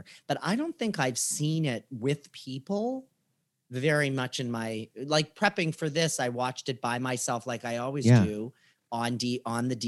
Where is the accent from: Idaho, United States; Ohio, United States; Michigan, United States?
Ohio, United States; Warren; born or raised there